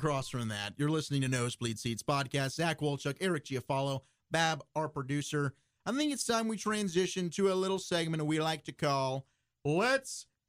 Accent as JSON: {"language": "English", "country": "South Africa", "said": "You guys know I went to South Africa, and I am South African."}